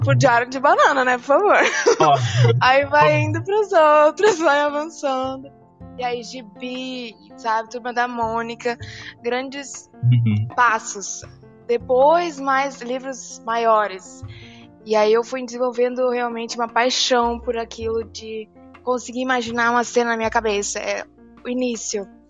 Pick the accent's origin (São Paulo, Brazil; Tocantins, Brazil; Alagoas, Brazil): Tocantins, Brazil; Palmas; also born or lived in Rio Grande do Sul; eu nasci no Rio Grande do Sul, mas moro em Palmas a maior parte da minha vida